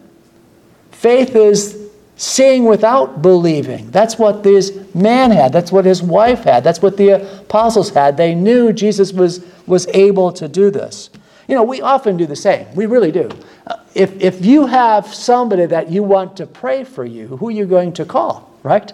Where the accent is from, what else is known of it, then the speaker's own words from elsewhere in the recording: United States; I was from the United States